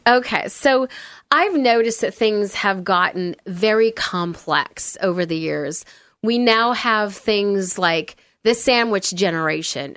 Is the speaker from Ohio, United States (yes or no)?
no; Olympia, Washington, United States; moved away; I grew up in Olympia, Washington. So not far from here.